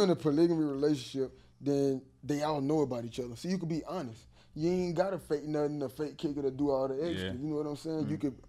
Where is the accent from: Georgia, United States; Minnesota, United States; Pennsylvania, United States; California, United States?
Georgia, United States; Augusta; I'm from Augusta, bro.